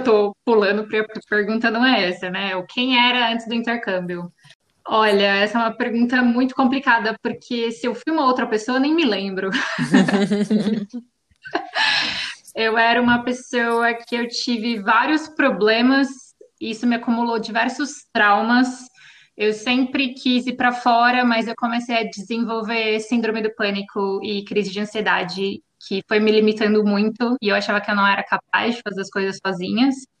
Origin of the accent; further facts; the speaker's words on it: Osasco, São Paulo, Brazil; moved away as an adult; now in Sicily, Italy; Eu vim diretamente do mundo mágico de Oz, Uhul. Osasco, São Paulo